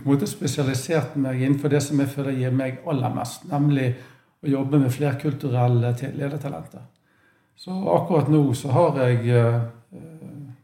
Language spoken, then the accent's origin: Norwegian; Bergen, Vestland, Norway; accent: Bergen dialect; also born or lived in Manchester; det er vanskelig å skjule at jeg er fra Bergen. Jeg har ikke lagt om dialekten. Um, født der, oppvokst der.